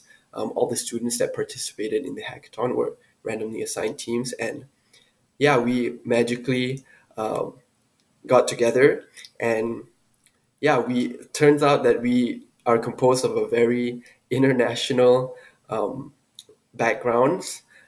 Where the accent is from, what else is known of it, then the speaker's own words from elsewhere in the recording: Malaysia; moved away as an adult; also born or lived in Minnesota; now in United States; I'm originally from Malaysia, but currently I'm pursuing a master's degree at the University of Minnesota, Twin Cities